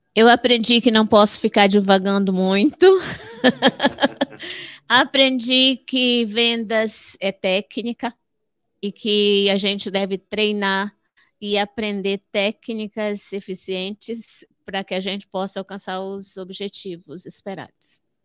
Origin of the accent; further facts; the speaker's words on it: Fortaleza, Ceará, Brazil; moved away; also born or lived in Amapá; Eu nasci no Ceará. nasci no Ceará. Nasci, nasci em Fortaleza